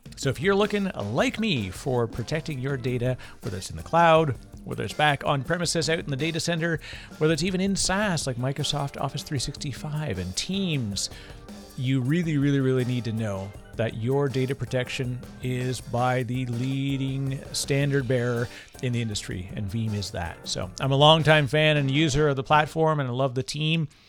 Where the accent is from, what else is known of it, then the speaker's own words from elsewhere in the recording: Toronto, Ontario, Canada; I'm from Toronto